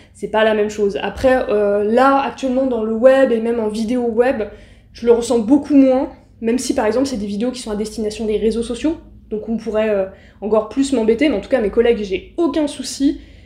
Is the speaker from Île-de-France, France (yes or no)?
yes; Aulnay-sous-Bois, Île-de-France, France; je viens d'Aulnay-sous-Bois, du coup, euh, du 93, donc une des fameuses villes